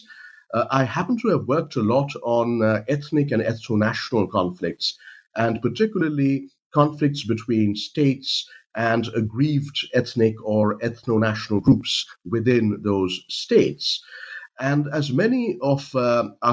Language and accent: English; India; moved away; I'm from India originally